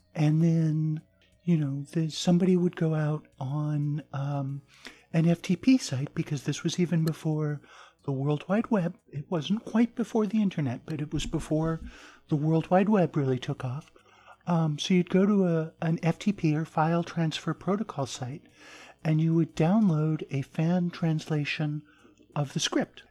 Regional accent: southern Arizona, United States; born or raised there; also born or lived in Japan; now in American South, United States

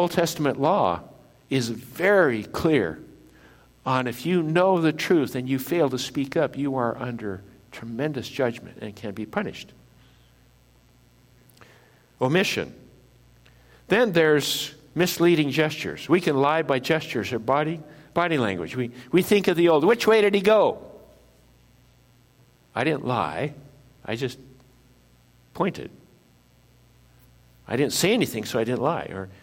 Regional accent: Midwest, United States; I grew up in the Midwest

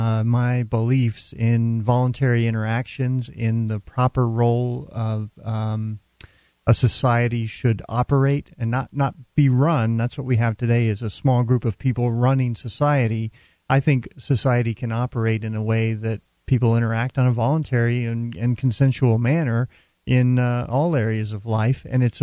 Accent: Dallas, Texas, United States; Well, wait, I never moved. I was born in Dallas.

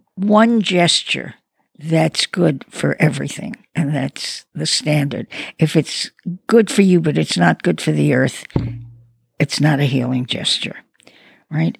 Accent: New York City, New York, United States; I come from Brooklyn.

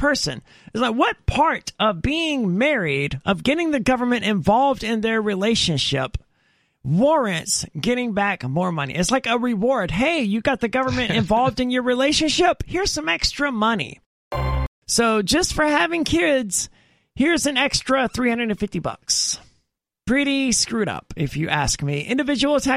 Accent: Mississippi, United States; I'm from Mississippi where it's extremely common

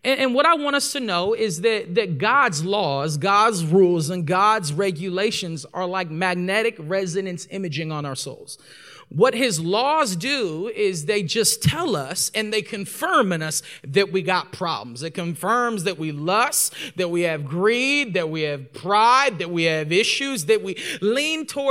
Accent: Corona, California, United States; I'm from Southern California, from the Inland Empire, Corona, California

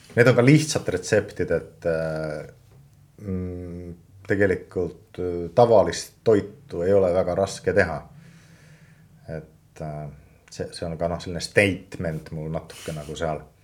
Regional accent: Finland; Estonian is a second language; now in Estonia; ma olen soomlane

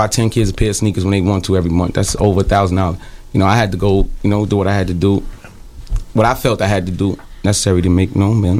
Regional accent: New York City, New York, United States; growing up in the Bronx, Castle Hill Projects, Soundview Projects

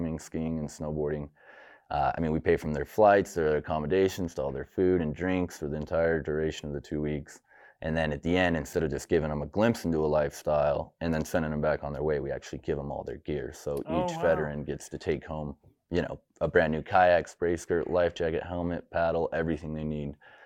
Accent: Pocatello, Idaho, United States; I was born and raised here in Pocatello

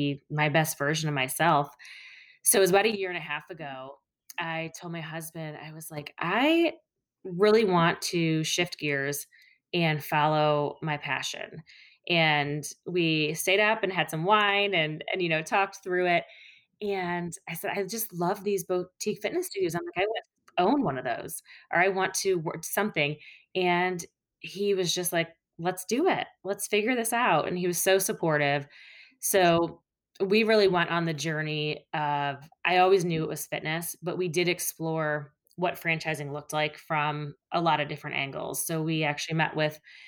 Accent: Toledo, Ohio, United States; now in Cincinnati, United States; I was born and raised in Toledo, Ohio. So I'm not native to the Cincinnati area

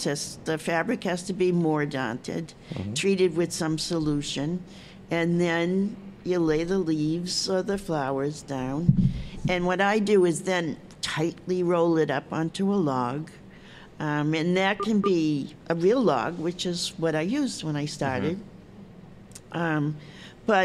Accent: Malden, Massachusetts, United States; moved away as an adult; also born or lived in Cape Cod, Massachusetts / California; I grew up not far from here. I grew up on the Melrose Malden line

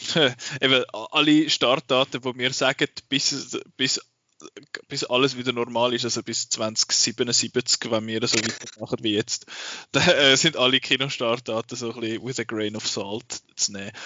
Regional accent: Switzerland; bei uns in der Schweiz

